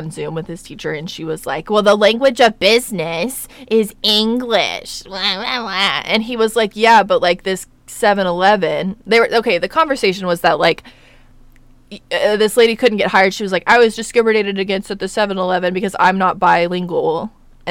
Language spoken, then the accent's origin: English; United States; I am an American